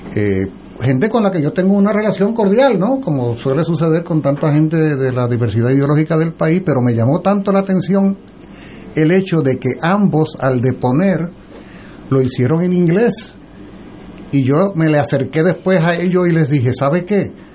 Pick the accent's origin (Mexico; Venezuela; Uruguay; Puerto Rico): Puerto Rico; la América insular, que somos nosotros